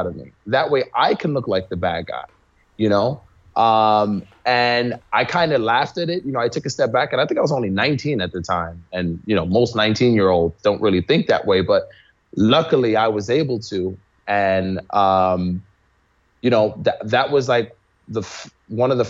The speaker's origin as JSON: {"language": "English", "town": "New York City", "region": "New York", "country": "United States", "tie": "born or raised there", "said": "I grew up in New York City in the Bronx."}